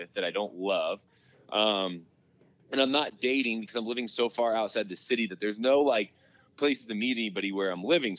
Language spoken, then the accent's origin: English; Indiana, United States; moved away as an adult; now in Denver, United States; I grew up in Indiana. I moved to Denver out of college to pursue a job out here.